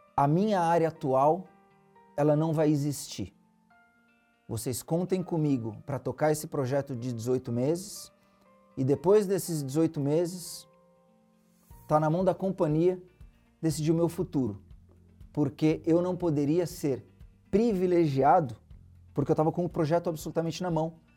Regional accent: Santos, São Paulo, Brazil; eu sou de Santos, litoral de São Paulo. Uma infância é, pé no chão. Os meus pais moram na mesma casa que eu nasci até hoje.

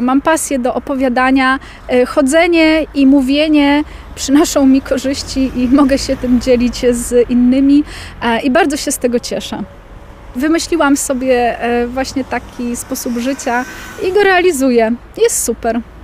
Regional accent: Lublin, Lublin Voivodeship, Poland; Ja wychowałam się w centrum Lublina w okolicach ulicy Lipowej

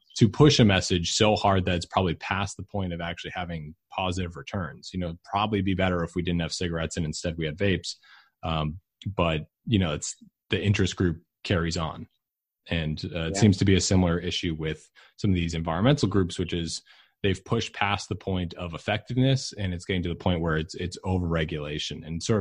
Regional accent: suburb of Boston, Massachusetts, United States; my hometown in the suburb of Boston

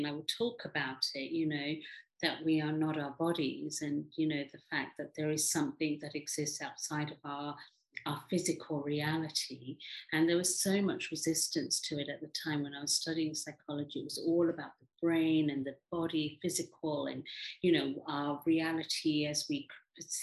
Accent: England, United Kingdom; also born or lived in Africa / India; I live in England, brought up in England, born in Africa, but originally from India.

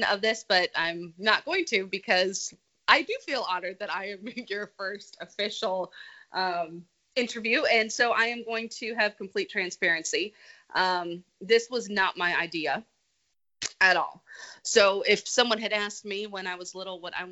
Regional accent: California, United States; moved away as an adult; I grew up in California

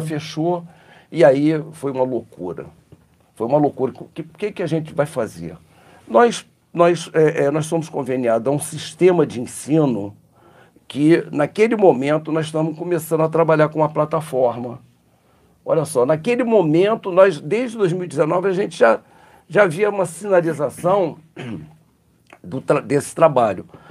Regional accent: Rio de Janeiro, Brazil; moved away as an adult; now in Muriaé, Brazil; Sou carioca

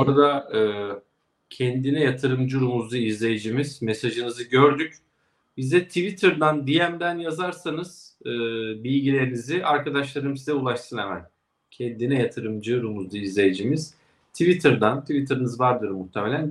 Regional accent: Kastamonu, Turkey; moved away; Kastamonu'ya memleketime de selamlar

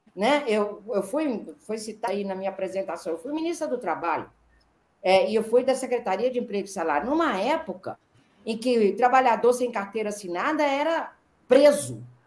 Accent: Minas Gerais, Brazil; eu sou mineira

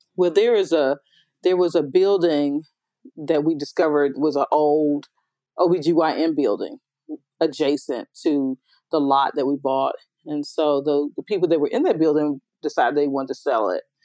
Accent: United States; moved away as an adult; also born or lived in New York; now in Memphis, United States; I'm from you know uh, that Washington D.C. Maryland area

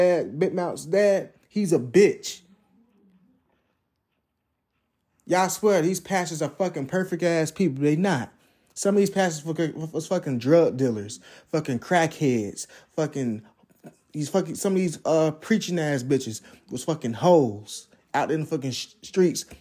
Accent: Jacksonville, United States; that's the church I went to growing up in Jacksonville

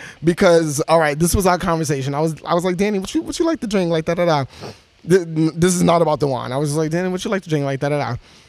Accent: New York City, New York, United States; I'm from Brownsville.

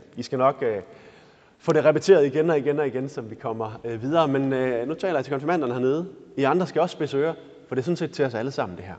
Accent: Denmark; vi er danskere

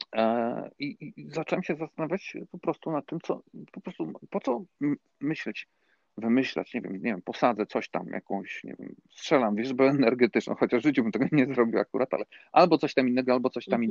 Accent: Frysztak, Subcarpathian Voivodeship, Poland; moved away as an adult; also born or lived in Warsaw; twarzą do mojej wsi, tutaj dokładnie z gminy, to kiedyś było miasto, ale, ale stracił prawa miejskie, do Frysztaka

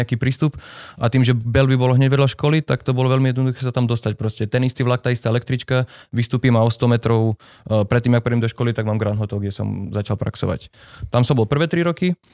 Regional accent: eastern Slovakia, Slovakia; moved away as an adult; also born or lived in Reykjavik, Iceland; now in Iceland; sám som z východu, tak ma to furt ťaha na východ

